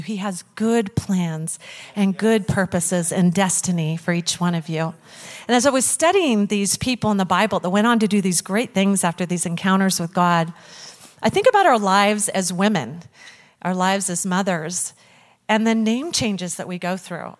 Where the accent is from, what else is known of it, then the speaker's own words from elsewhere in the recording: Lewis Clark Valley, Idaho, United States; I was born in the Lewis Clark Valley right here in Idaho.